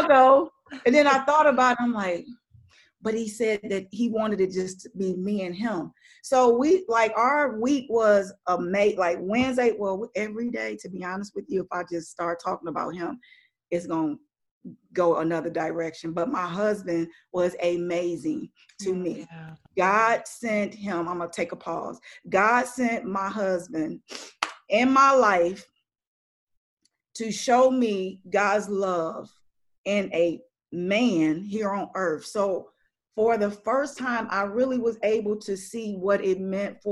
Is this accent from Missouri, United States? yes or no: yes; Missouri, United States; moved away; I'm from Missouri, so we would go back there